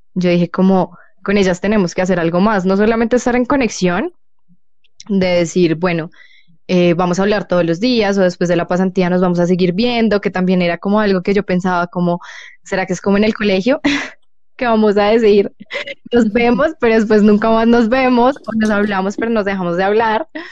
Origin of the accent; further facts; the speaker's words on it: Colombia; soy colombiana